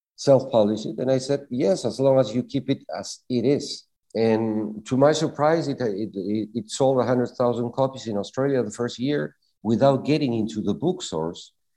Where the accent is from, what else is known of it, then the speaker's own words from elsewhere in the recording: Lima, Peru; now in Tenerife, Spain; I was born in Lima, Peru, in Latin America